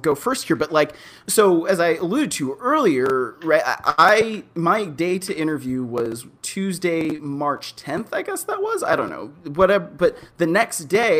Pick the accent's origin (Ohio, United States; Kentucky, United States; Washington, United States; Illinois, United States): Ohio, United States; Cleveland; moved away as an adult; also born or lived in St. Louis / Los Angeles / Oakland; now in Las Vegas, United States; I grew up in Cleveland